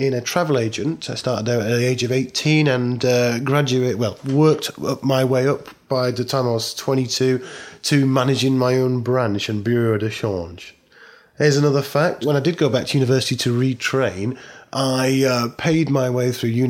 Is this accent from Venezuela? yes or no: no; Barnsley, Yorkshire and the Humber, United Kingdom; my hometown of Barnsley in South Yorkshire